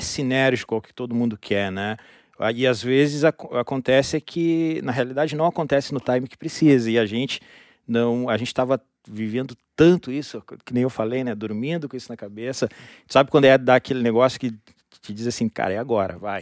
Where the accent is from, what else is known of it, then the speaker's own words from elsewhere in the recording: Rio Grande, Rio Grande do Sul, Brazil; Eu sou natural de Rio Grande, interior aqui do Rio Grande do Sul.